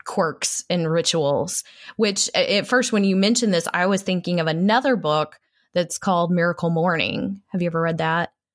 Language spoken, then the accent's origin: English; Texas, United States; I am a Texan, a proud Texan